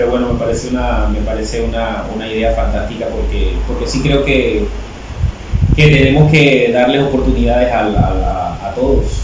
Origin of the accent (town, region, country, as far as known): Panama City, Panama; born or raised there